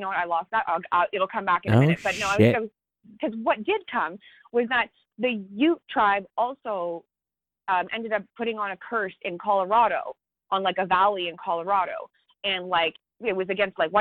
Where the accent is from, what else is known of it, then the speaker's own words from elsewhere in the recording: Canada; I'm Canadian